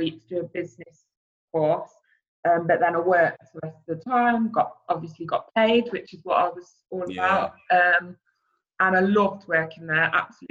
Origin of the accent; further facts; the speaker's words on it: Coventry, West Midlands, United Kingdom; I grew up in Coventry